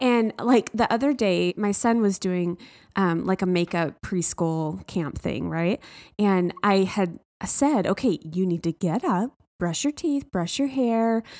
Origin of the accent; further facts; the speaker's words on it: the South, United States; I was raised in the South